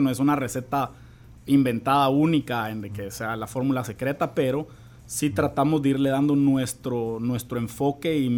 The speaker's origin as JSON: {"language": "Spanish", "country": "Guatemala", "said": "a mí en lo personal, a pesar de que soy de Guate, me gusta el ron zacapa"}